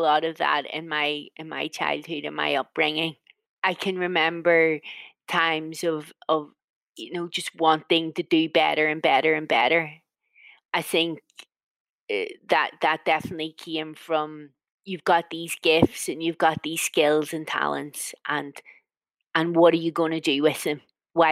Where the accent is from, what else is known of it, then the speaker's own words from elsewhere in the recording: Northern Ireland, United Kingdom; I'm from a Northern Irish version of a mixed family, mixed marriage.